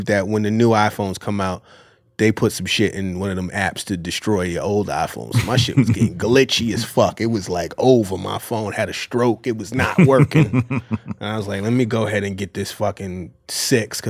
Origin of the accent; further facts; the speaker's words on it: New York, United States; as a New Yorker